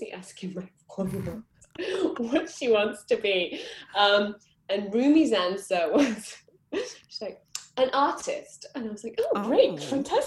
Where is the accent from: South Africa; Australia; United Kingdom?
United Kingdom; Manchester, North West England; I grew up in Manchester